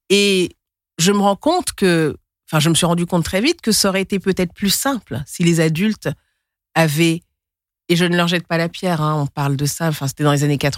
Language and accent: French; Senegal; also born or lived in Mali; Et je suis du Sénégal, mais aussi du Mali.